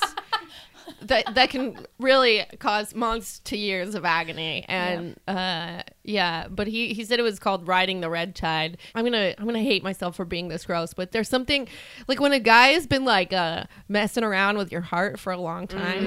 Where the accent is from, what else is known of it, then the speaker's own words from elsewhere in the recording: Northridge, California, United States; also born or lived in Valencia, California; I grew up outside of Los Angeles, like in the suburbs